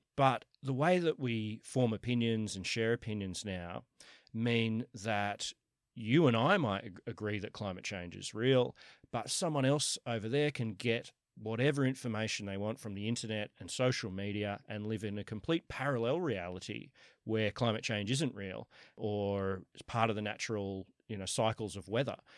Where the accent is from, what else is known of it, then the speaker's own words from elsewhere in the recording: Sydney, New South Wales, Australia; moved away as an adult; also born or lived in New York, United States; I was born in Kensington, went to U N S W, have always lived, uh, around here, other than for the last ten years, I've been in, uh, in New York